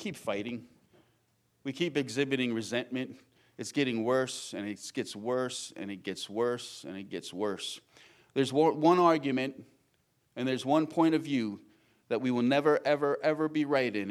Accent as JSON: {"language": "English", "area": "Long Island", "region": "New York", "country": "United States", "tie": "born or raised there", "said": "Growing up in Long Island near the city"}